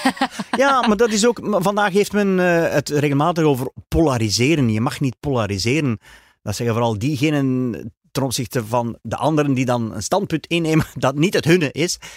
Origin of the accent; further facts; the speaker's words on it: Flanders, Belgium; also born or lived in Dworp, Beersel, Flemish Brabant; als Vlamingen